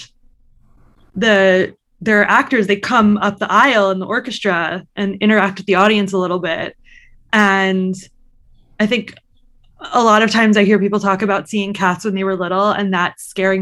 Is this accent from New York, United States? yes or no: yes; Long Island, New York, United States; I grew up on Long Island